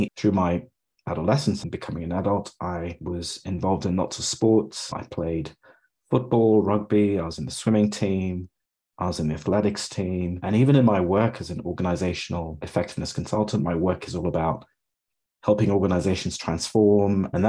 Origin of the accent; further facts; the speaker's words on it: Pittsburgh, Pennsylvania, United States; I grew up in Pittsburgh in the US